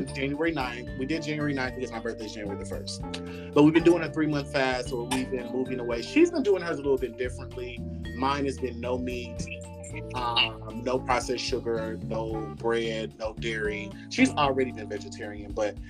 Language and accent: English; Midwest, United States; I grew up in Midwest and this is a Republican state